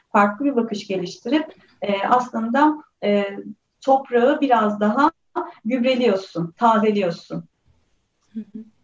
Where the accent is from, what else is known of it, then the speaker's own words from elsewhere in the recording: Turkey; ben de bu topraklarda büyüdüm